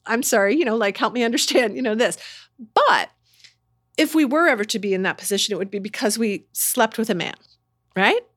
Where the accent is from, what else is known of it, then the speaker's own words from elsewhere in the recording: Indiana, United States; moved away; I'm from Indiana